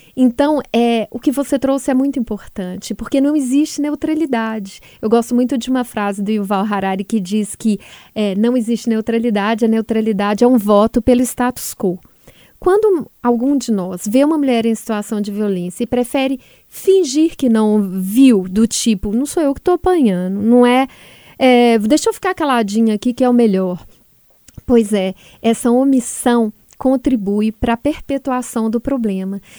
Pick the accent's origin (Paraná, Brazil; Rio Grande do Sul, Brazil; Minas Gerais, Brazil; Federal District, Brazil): Minas Gerais, Brazil; Belo Horizonte; moved away; ao meu estado natal